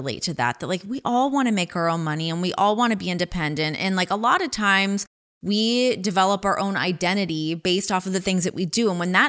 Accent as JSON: {"language": "English", "town": "Ajax", "region": "Ontario", "country": "Canada", "tie": "born or raised there", "moved": "as an adult", "lives_now": "United States", "said": "Oh, I grew up in Ajax."}